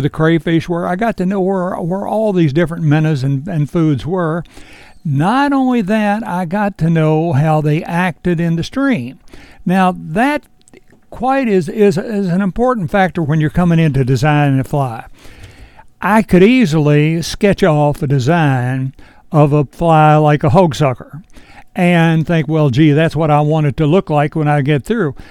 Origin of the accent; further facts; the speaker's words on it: Edinburg, Virginia, United States; I was born and raised right here in Edinburgh, and I'm only a mile from the Shenandoah River